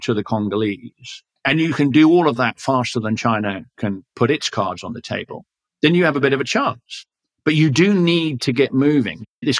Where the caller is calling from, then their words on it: Ontario, Canada; Here in Ontario, 65%, I'm calling in from Ontario